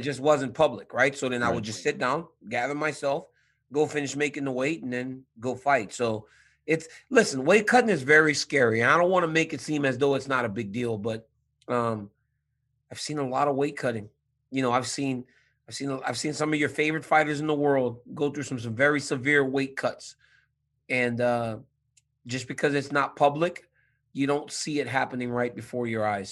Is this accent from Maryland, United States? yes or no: no; Louisiana, United States; now in San Jose, United States; I'm from Louisiana